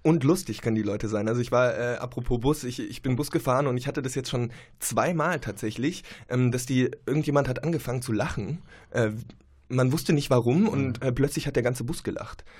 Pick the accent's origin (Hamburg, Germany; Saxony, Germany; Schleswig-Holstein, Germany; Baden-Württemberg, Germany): Saxony, Germany; Leipzig; moved away as an adult; now in Münster, Germany; Ich komme ja ursprünglich aus Leipzig